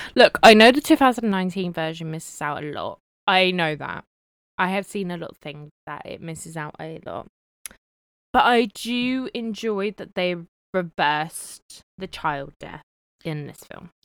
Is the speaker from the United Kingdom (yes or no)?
yes; United Kingdom; even though I'm not American, I'm British